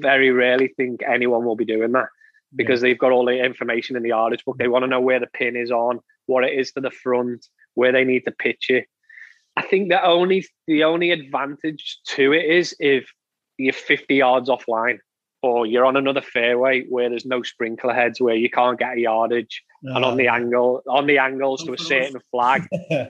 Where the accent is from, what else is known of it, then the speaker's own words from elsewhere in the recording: England, United Kingdom; for us as being English